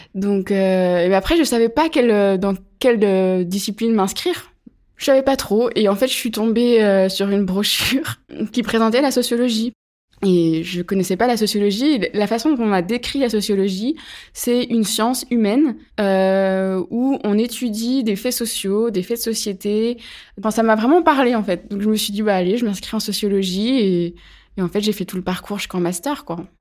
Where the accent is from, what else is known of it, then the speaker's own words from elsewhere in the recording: Pierre-de-Bresse, Bourgogne-Franche-Comté, France; moved away as an adult; also born or lived in Chalon-sur-Saône; now in Chambéry, France; Je suis née à Chalon-sur-Saône, en Saône-et-Loire, dans le 71. J'ai grandi dans un petit village qui s'appelle Pierre-de-Bresse